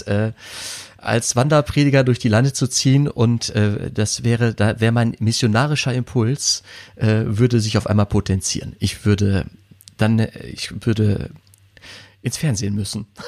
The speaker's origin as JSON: {"language": "German", "area": "edge of the Ruhr area", "region": "North Rhine-Westphalia", "country": "Germany", "tie": "born or raised there", "said": "am Rande des Ruhrgebiets groß geworden"}